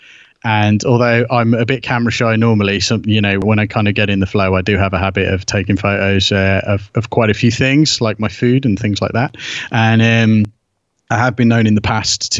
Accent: United Kingdom; being British and being the age that I am

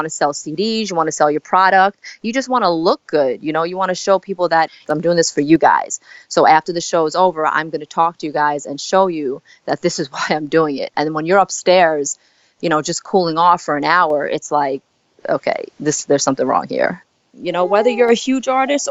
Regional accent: New York City, New York, United States; also born or lived in South Korea; I came to, Staten Island, New York when I was 4 months old.

